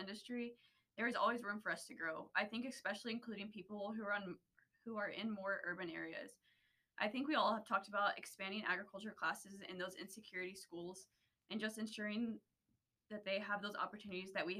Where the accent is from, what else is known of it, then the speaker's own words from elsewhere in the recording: Friona, Texas, United States; I am from Freona, Texas, which is a teeny tiny little small town about an hour and a half northwest of Lubbock.